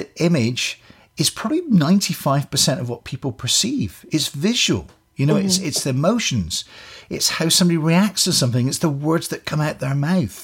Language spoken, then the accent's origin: English; Scotland, United Kingdom; now in Canada; I come from Scotland